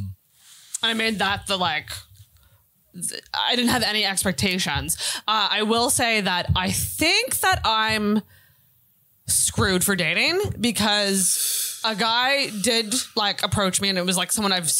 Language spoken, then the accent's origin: English; Antigonish, Nova Scotia, Canada; moved away; go to my hometown